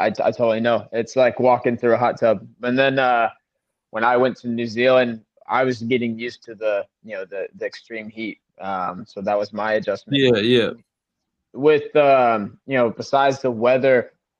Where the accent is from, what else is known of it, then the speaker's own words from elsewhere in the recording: South Carolina, United States; I'm from South Carolina